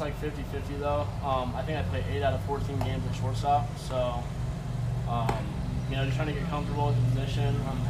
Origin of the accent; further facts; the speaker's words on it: California, United States; I'm from California myself, but I'm a big fan of Texas.